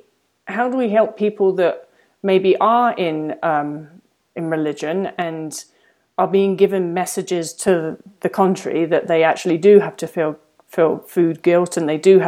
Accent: England, United Kingdom; now in United States; the sort of church that I grew up around in England

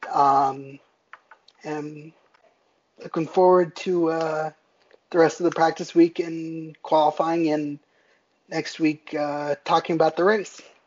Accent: Bethlehem, Pennsylvania, United States; I was born in Bethlehem, Pennsylvania, um, near Nazareth Speedway

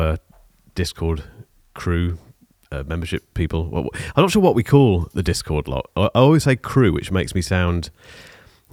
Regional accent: Leamington Spa, West Midlands, United Kingdom; If you say you're from Leamington, people say, where?

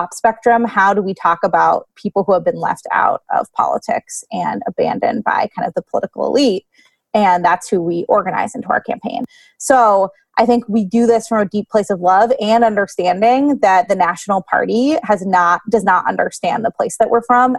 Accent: Lancaster, Pennsylvania, United States; I grew up here in Lancaster, and I care a lot about the people that I went to high school

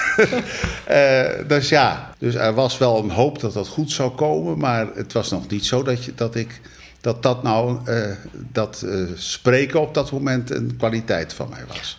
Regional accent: North Brabant, Netherlands; moved away as an adult; also born or lived in Rotterdam-IJsselmonde / Gouda / Betuwe / Zierikzee; now in Rotterdam, Netherlands; Geboren in Brabant, getrouwd met een Brabantse

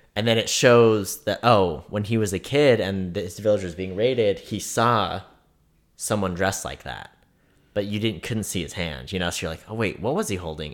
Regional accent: California, United States; now in Kansas City, United States; growing up in California, if I wanted to go do something cool, it was at least an hour away

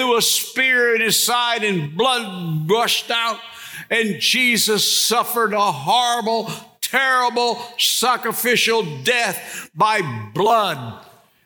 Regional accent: Bastrop, Louisiana, United States; When I was in high school, I grew up over here in Bastrop, about 20 miles from here.

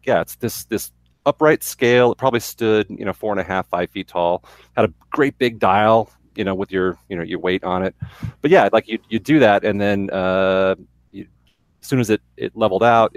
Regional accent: Rockford, Illinois, United States; where I was born outside of Chicago in Rockford

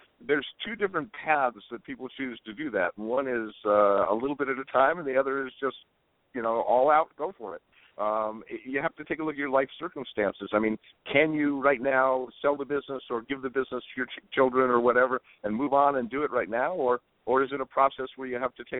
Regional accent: Southern California, United States; now in Hana, United States; I grew up in Southern California, and moving here to Hana

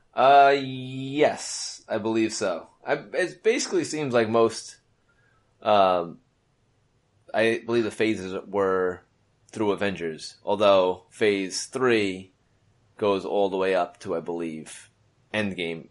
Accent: New York City, New York, United States; I'm a kid from Brooklyn.

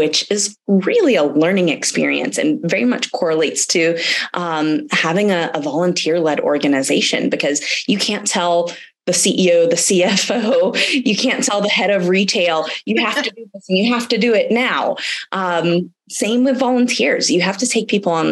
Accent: Atlanta, Georgia, United States; moved away as an adult; also born or lived in Germany / Silicon Valley; I'm from Atlanta, Georgia. I'm actually living here now

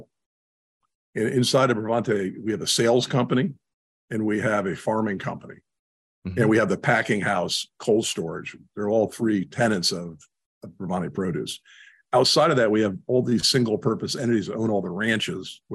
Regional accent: New York area, United States; moved away as an adult; also born or lived in South Carolina / Newport Beach, California / California; I grew up in the New York area

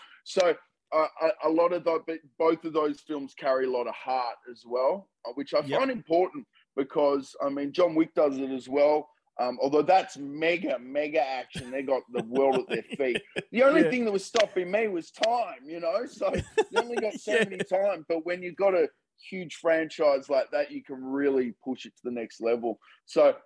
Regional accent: Melbourne, Victoria, Australia

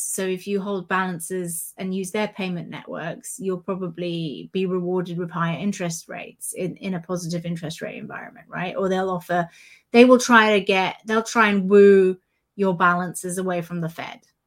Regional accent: United Kingdom; as a Brit

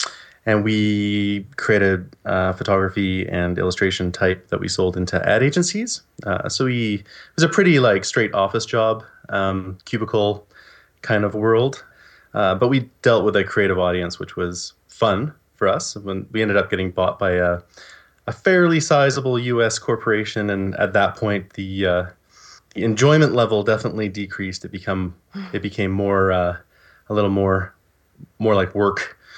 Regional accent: Margate, South East England, United Kingdom; I was born in Margate, Kent, in the UK, to Libyan and British parents

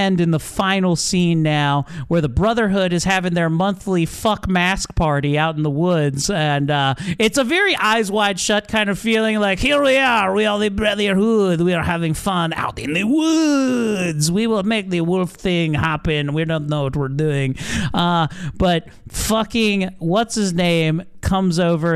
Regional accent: Baltimore, Maryland, United States; accent: Baltimore; I turn on my Baltimore accent when I see cool things, because that's how dullards talk, and I love that about my heritage

